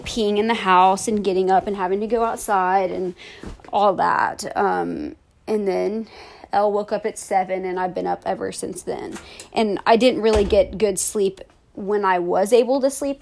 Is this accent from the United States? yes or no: yes; United States; accent: American; my American ass accent